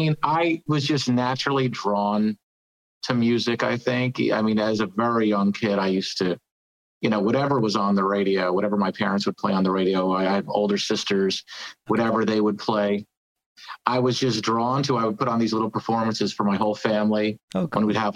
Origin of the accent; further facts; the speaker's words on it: New Jersey, United States; I'm from New Jersey originally.